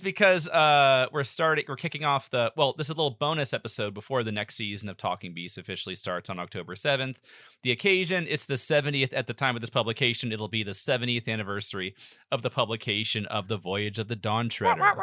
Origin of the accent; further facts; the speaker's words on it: the South, United States; I grew up in the South my whole life